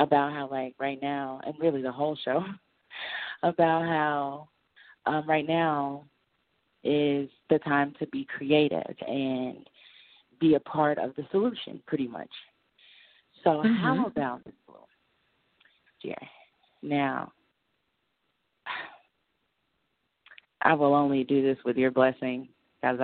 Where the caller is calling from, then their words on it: Arkansas, United States; I'm calling from Arkansas